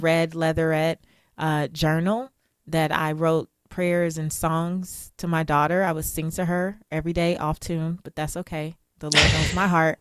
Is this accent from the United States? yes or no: yes; Los Angeles, California, United States; I'm from South Central Los Angeles. I'm first generation American.